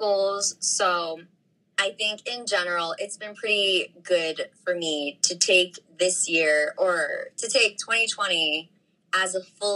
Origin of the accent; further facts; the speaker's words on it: New York City, New York, United States; I'm from Ridgewood, Queens, New York